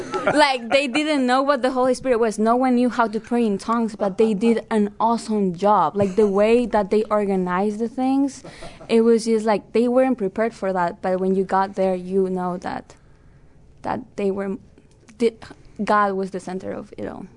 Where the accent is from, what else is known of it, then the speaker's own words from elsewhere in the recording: Peru; moved away as an adult; I am from Peru